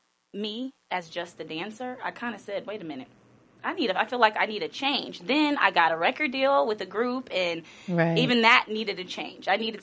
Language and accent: English; Los Angeles, California, United States; Born and raised in Los Angeles.